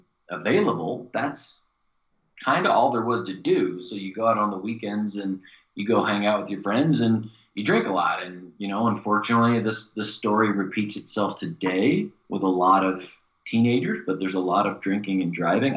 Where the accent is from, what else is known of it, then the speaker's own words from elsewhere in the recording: Missouri, United States; moved away as an adult; also born or lived in Indiana; From the state that I grew up in Missouri